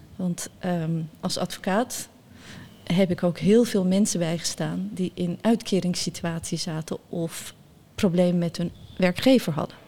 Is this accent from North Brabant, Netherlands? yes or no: yes; Bergen op Zoom, North Brabant, Netherlands; Dutch is a second language; also born or lived in near Samsun, Turkey; En ik ben opgegroeid in Bergen op Zoom